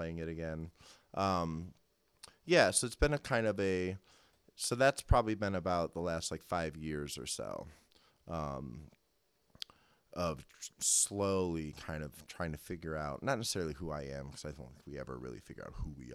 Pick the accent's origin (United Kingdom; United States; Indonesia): United States; Cleveland, Ohio; also born or lived in Chicago; I grew up here in Cleveland, but I went to school in Chicago